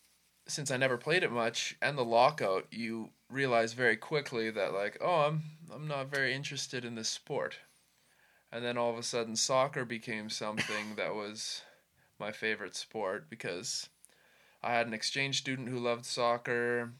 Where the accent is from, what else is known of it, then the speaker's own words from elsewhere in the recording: Canada; Growing up, as most Canadian kids